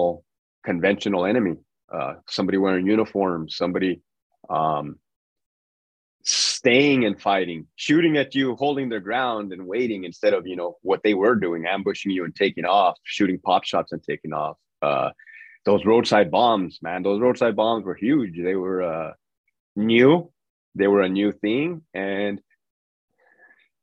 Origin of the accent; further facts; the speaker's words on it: Brawley, California, United States; moved away as an adult; I'm from Brawley, California, small town in the Imperial Valley